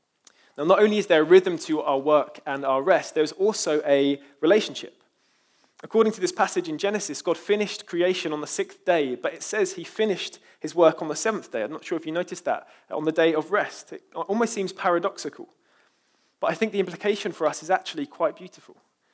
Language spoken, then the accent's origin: English; London, United Kingdom; I'm from East London after all, so can't blame me.